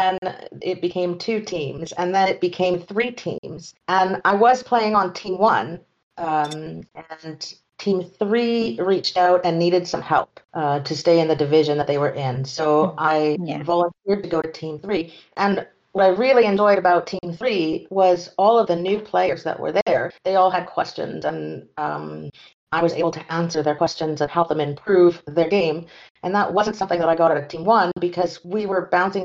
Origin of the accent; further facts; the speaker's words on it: near Vancouver, British Columbia, Canada; now in France; I am Canadian from the English side. I was born near Vancouver.